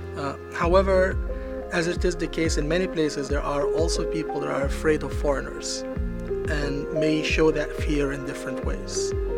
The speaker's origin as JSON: {"language": "English", "country": "Cyprus", "tie": "born or raised there", "also_born_or_lived": "Beirut, Lebanon", "moved": "yes", "lives_now": "United States", "said": "I grew up in Cyprus"}